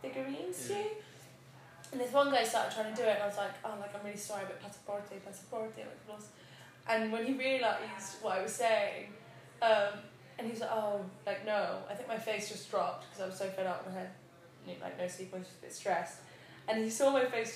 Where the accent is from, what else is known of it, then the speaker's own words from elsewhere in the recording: England, United Kingdom; first language Spanish; English is a second language; also born or lived in Bogota, Colombia; I was actually born in England, but that's just because my mum wanted.